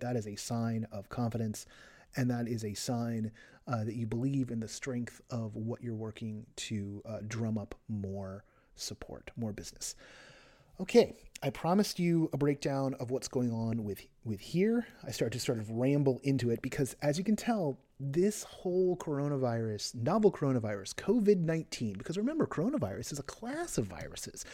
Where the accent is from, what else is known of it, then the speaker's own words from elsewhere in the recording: Berkeley, California, United States; I was from the Bay Area and specifically from Berkeley